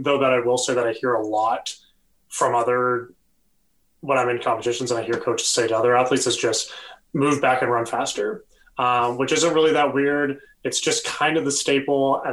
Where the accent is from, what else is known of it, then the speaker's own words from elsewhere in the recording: about an hour from Detroit, Ontario, Canada; moved away; I grew up about an hour from Detroit.